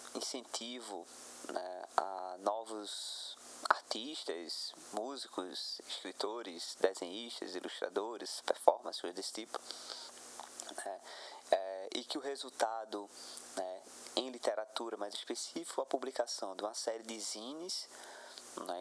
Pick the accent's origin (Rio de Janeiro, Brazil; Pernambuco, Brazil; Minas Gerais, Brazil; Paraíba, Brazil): Pernambuco, Brazil; Goiana; eu, que somos daqui de Goiânia